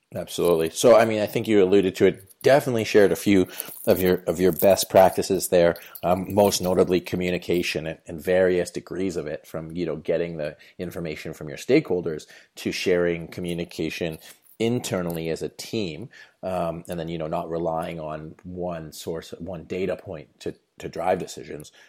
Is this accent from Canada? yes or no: yes; Canada; my home country of Canada